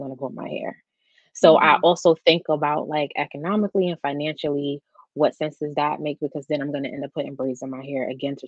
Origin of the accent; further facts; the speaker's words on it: New York, United States; I'm from New York.